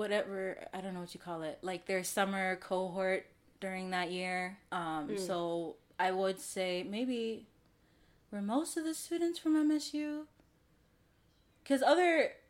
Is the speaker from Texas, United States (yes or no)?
no; Michigan, United States; I'm from Michigan.